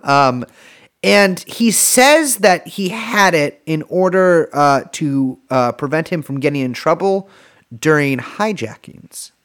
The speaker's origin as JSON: {"language": "English", "country": "United States", "said": "I'm American. You call me an American. I live in America"}